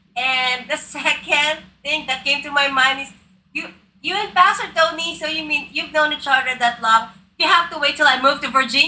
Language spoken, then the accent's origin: English; Philippines; now in United States; Rockfish Church in Manila, close Absolutely. To my hometown.